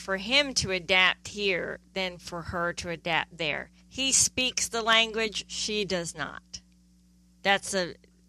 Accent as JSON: {"language": "English", "region": "East Midlands", "country": "United Kingdom", "tie": "born there", "said": "I was born in England."}